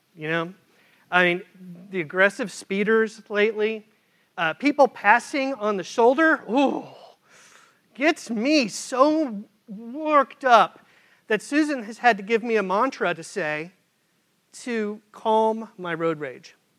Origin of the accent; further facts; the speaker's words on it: Midwest, United States; now in Charlotte, United States; Where I grew up in the Midwest